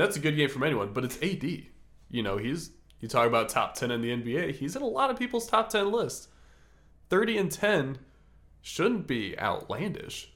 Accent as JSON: {"language": "English", "town": "Des Moines", "region": "Iowa", "country": "United States", "tie": "born or raised there", "moved": "yes", "lives_now": "Atlanta, United States", "said": "I grew up in Des Moines, as Matt said, and moved to Atlanta"}